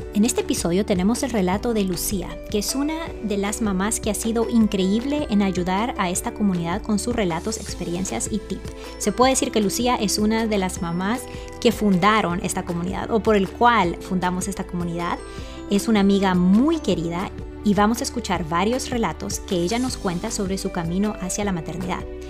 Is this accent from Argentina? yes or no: no; El Salvador; now in Virginia, United States; yo soy salvadoreña